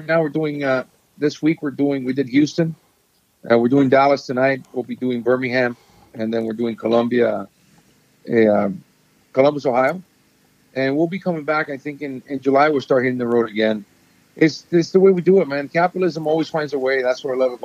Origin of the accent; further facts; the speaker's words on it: Honduras; I was born in Honduras